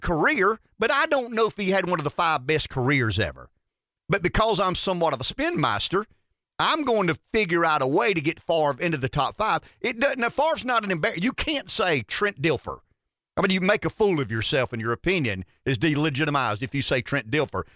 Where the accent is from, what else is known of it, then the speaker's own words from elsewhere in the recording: Pampa, Texas, United States; I'm from Pampa